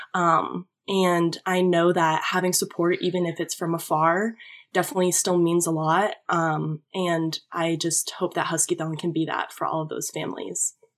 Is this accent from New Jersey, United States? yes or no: no; Manchester, New Hampshire, United States; moved away as an adult; now in Connecticut, United States; I grew up in New Hampshire